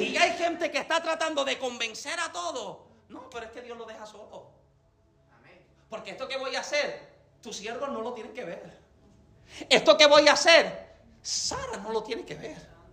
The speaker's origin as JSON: {"language": "Spanish", "country": "Puerto Rico", "said": "yo soy boricua"}